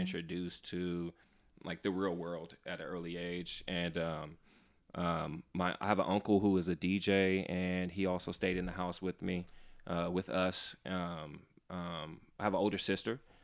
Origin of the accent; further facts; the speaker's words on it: San Francisco, California, United States; born and raised in San Francisco